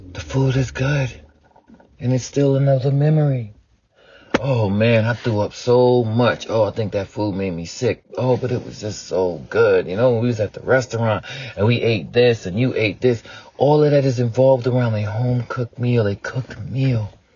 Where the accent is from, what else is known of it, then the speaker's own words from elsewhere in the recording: the South, United States; I grew up in the South, so it was a lot of Southern dishes